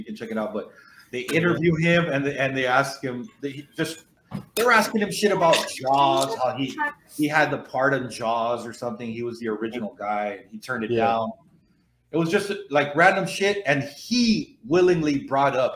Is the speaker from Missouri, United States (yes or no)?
no; the Rio Grande Valley, Texas, United States; when I was in high school in the mid-90s